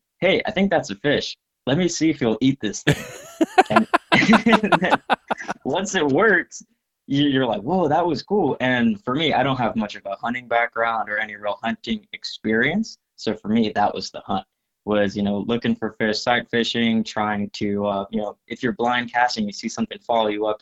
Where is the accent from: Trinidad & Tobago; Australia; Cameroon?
Trinidad & Tobago; now in Florida, United States; I grew up in Trinidad and Tobago.